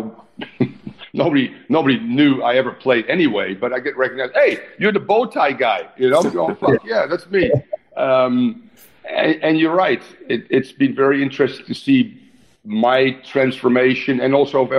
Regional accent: Netherlands; moved away; how I grew up in the Netherlands

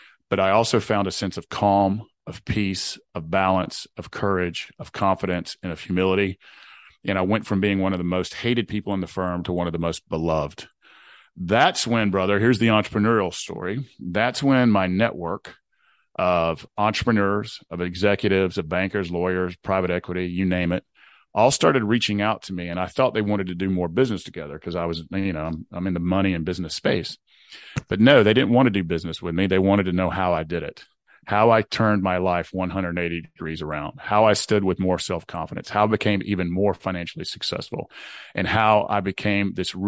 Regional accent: Southeast, United States; So I grew up in the Southeast United States in a good, hardworking part of the world.

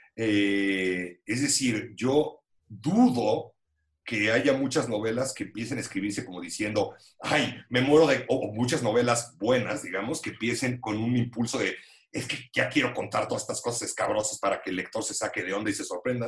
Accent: Mexico City, Mexico; yo como chilango

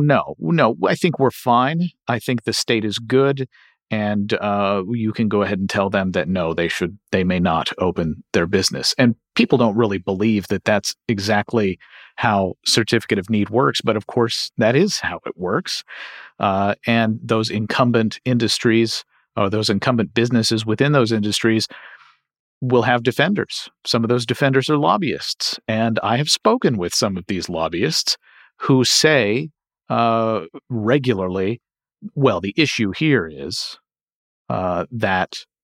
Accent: Kentucky, United States; And uh, in my home state of Kentucky

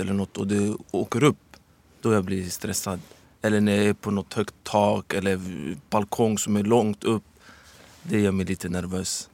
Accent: Stockholm, Stockholm County, Sweden; also born or lived in Medina; jag föddes 1984 här i Sverige. Och är uppvuxen i Husby.

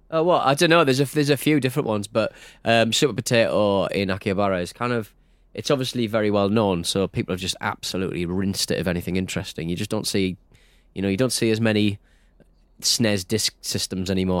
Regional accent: United Kingdom; I'm very British

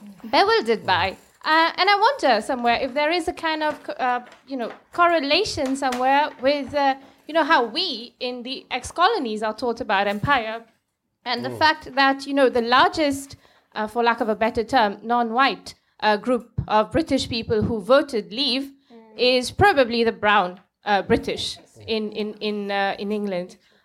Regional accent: Mauritius; I grew up in Mauritius

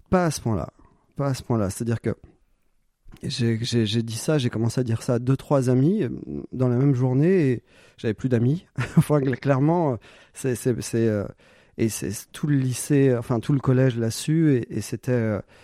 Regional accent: Corsica, France; moved away; also born or lived in Paris / Montpellier; je suis corse. je viens d'un petit village de 80 habitants

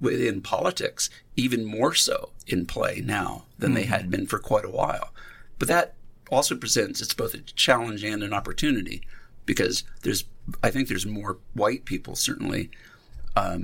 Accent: Iowa, United States; also born or lived in Passaic, New Jersey; As a white man growing up in Iowa

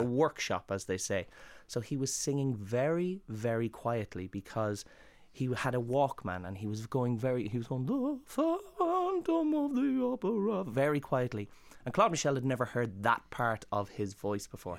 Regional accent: Ireland; moved away as an adult; also born or lived in London; growing up in Ireland

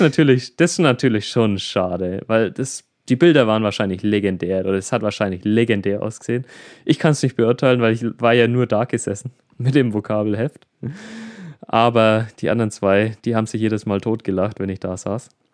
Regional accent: Middle Franconia, Bavaria, Germany; bei uns in Bayern, beziehungsweise im Regierungsbezirk Mittelfranken

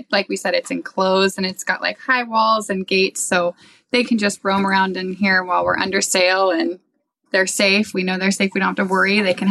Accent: Southern Oregon, United States; I actually grew up nowhere near the water. I grew up in Southern Oregon where farming and ranching were every summer I was out bucking hay.

